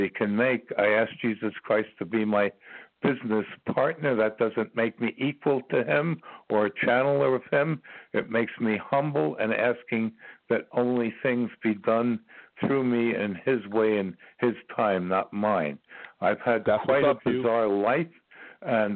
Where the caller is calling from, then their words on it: Ashland, Virginia, United States; I'm calling you from Ashland, Virginia